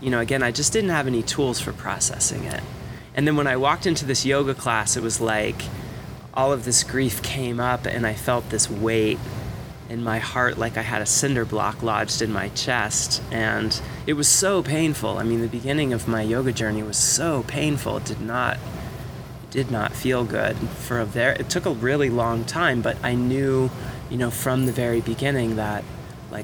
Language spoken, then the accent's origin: English; South Florida, United States; I grew up in South Florida, you know, surfing and skating